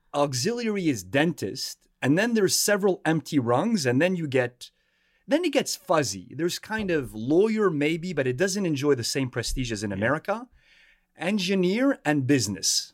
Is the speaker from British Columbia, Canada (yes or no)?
no; Montreal, Quebec, Canada; moved away as an adult; now in Washington, D.C., United States; I was born and raised in Montreal